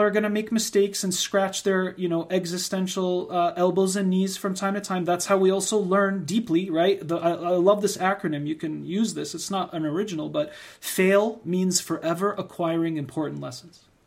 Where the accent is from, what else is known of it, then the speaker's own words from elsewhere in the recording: United States; we're both born and raised in the United States